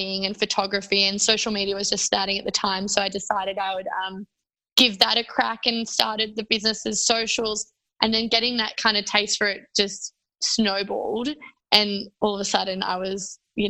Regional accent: Tasmania, Australia; also born or lived in New South Wales; I am from Tasmania. So I grew up here from the age of 10. And before that, I was living in New South Wales.

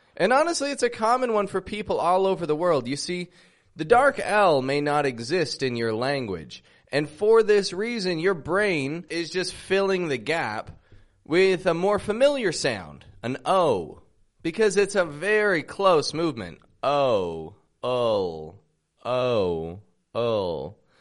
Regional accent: Toronto, Ontario, Canada; I'm from Toronto, Canada

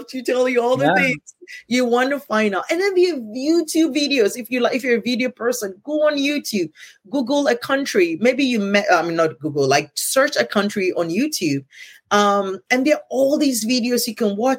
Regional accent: Ghana; first language Ewe; English is a second language; moved away as an adult; I'm from Ghana

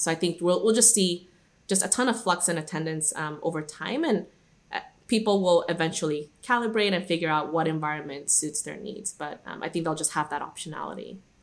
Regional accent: Guadalajara, Jalisco, Mexico; moved away; also born or lived in Irvine, California; I was actually born and raised in Guadalajara, which is a city in Mexico, and that's where I grew up for most of my childhood

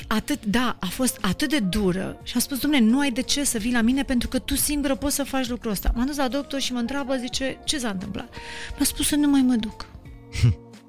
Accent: Moldavia, Romania; moved away; eu m-am mândrit că sunt moldovean, că pentru că am plecat din, uh, din orașul meu, din localitatea mea

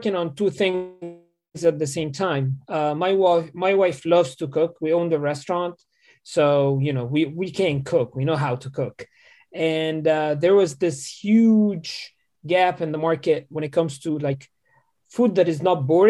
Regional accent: Cairo, Cairo Governorate, Egypt; moved away as an adult; now in Morgantown, United States; I'm originally from Cairo, Egypt. I was born and raised there, moved to Morgantown, West Virginia, maybe like 5 years ago.

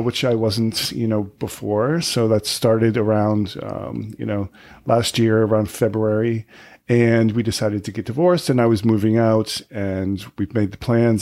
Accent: right outside of Boston, Massachusetts, United States; moved away as an adult; also born or lived in California / Provincetown; now in New York City, United States; right outside of Boston

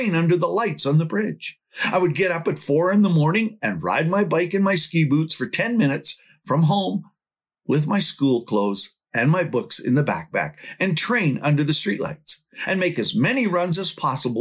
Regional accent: Canada; from Canada

